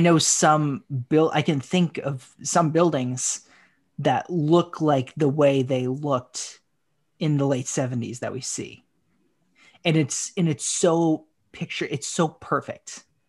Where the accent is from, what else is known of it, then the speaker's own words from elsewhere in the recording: Haverhill, Massachusetts, United States; my hometown of Haverhill